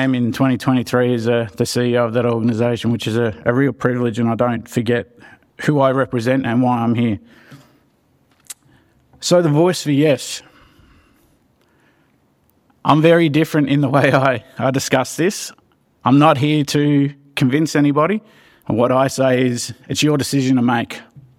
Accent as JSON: {"language": "English", "town": "Geelong", "region": "Victoria", "country": "Australia", "tie": "born or raised there", "said": "I'm a proud Wamba Wamba man of the Swan Hill region, and born and raised in Geelong"}